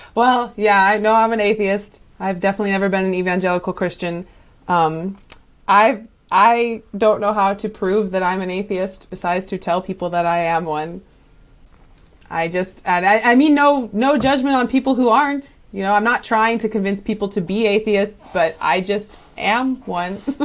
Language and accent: English; California, United States; moved away as an adult; I spent most of my life in California